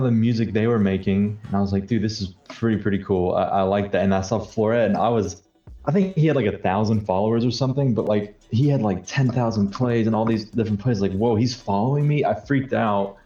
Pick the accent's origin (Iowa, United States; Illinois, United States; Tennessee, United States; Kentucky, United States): Tennessee, United States; I'm from Tennessee.